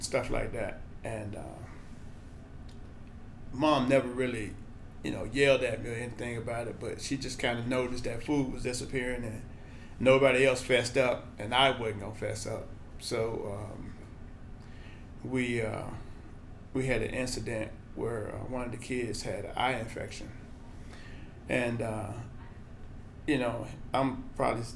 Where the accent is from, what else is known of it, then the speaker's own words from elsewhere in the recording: Birmingham, Alabama, United States; moved away as an adult; now in Lawrence, United States; So I'm originally from Birmingham, Alabama. Grew up there